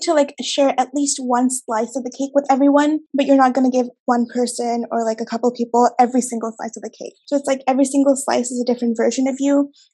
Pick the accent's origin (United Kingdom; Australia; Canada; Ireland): Canada; also born or lived in Bangladesh; I was born in Bangladesh and I moved to Canada when I was 6 years old